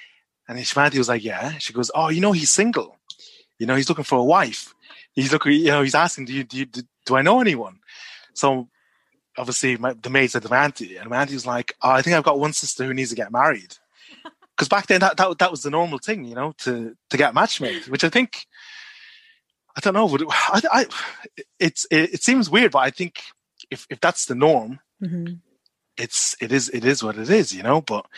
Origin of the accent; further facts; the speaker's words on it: Malaysia; born there; Yeah, I was born in Malaysia.